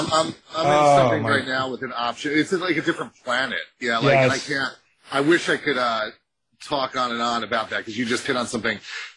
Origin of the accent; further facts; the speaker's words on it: New Jersey, United States; I grew up in Jersey